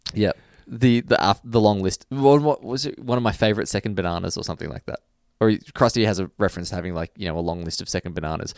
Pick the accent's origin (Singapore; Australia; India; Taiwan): Australia; growing up in Australia